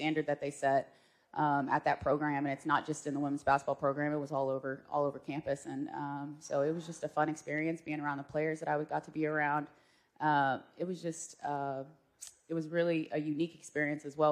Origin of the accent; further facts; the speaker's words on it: Norman, Oklahoma, United States; moved away; also born or lived in Okmulgee, Oklahoma; I grew up in Norman for most of my life